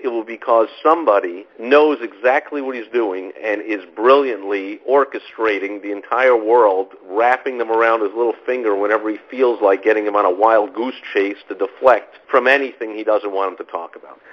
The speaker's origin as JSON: {"language": "English", "region": "New York", "country": "United States", "tie": "born or raised there", "said": "I grew up in New York, and when I was a kid"}